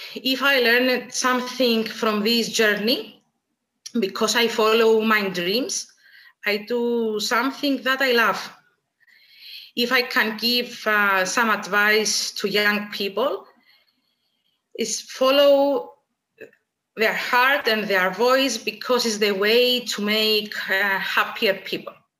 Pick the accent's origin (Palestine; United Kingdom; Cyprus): Cyprus; Nicosia; I was born and raised in Nicosia.